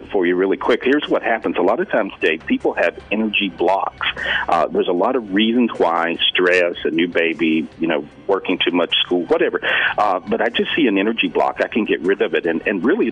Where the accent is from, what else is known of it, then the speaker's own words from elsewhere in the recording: North Carolina, United States; I'm from North Carolina